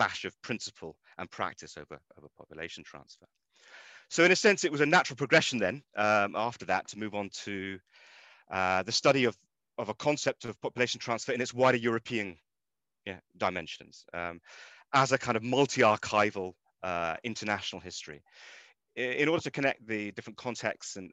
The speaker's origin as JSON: {"language": "English", "region": "London", "country": "United Kingdom", "also_born_or_lived": "Russia", "moved": "as an adult", "said": "I'm originally from London, which is where I did my my undergraduate studies"}